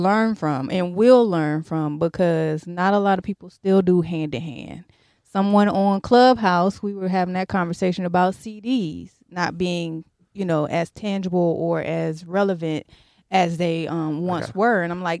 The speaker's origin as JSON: {"language": "English", "town": "Virginia Beach", "region": "Virginia", "country": "United States", "said": "I'm from Virginia."}